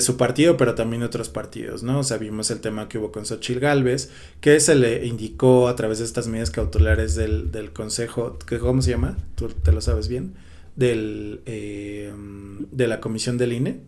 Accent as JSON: {"language": "Spanish", "country": "Mexico", "said": "como mexicanos"}